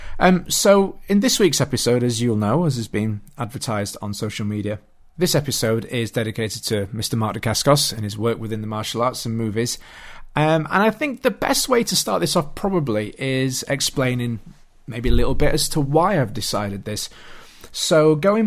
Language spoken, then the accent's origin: English; Yorkshire and the Humber, United Kingdom; I was a young boy growing up in South Yorkshire in the UK.